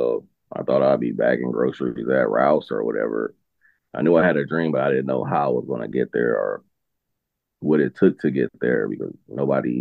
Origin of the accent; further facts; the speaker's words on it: Los Angeles, California, United States; growing up in South Central